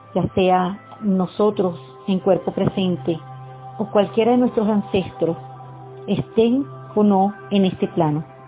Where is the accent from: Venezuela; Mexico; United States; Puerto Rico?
Venezuela; como pueblo venezolano